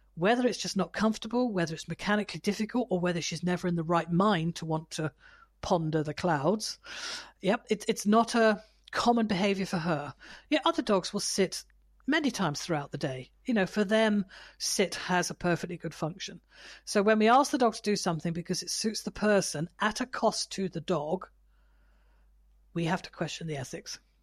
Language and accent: English; United Kingdom; I'm British